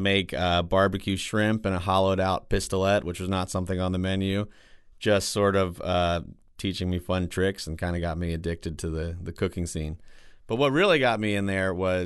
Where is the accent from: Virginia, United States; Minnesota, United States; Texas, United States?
Virginia, United States; Free Union; moved away as an adult; now in New Orleans, United States; I grew up in Free Union, Virginia, which is a small town outside of Charlottesville, Virginia